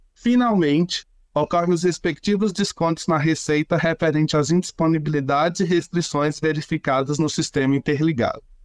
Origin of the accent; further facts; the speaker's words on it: interior of Bahia, Brazil; now in Brasília, Brazil; Falo de Brasília, mas sou baiano, do interior da Bahia